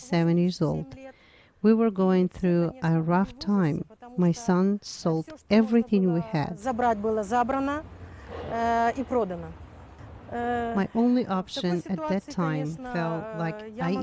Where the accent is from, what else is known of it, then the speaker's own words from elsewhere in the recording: Kyiv, Ukraine; I was born here in Kiev